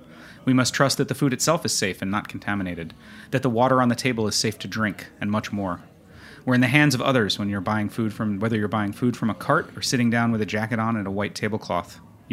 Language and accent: English; New England, United States; growing up in New England